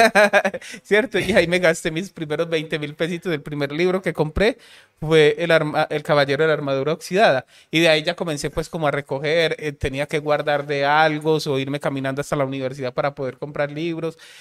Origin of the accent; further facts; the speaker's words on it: Medellín, Antioquia, Colombia; Yo soy de Aranjuez